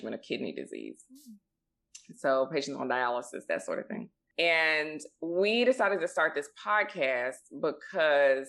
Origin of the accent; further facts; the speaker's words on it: Mississippi, United States; also born or lived in Boston, Massachusetts / Memphis, Tennessee; we grew up in Mississippi